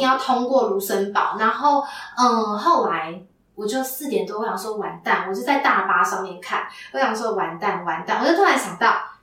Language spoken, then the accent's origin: Chinese; Taiwan; 我们台湾人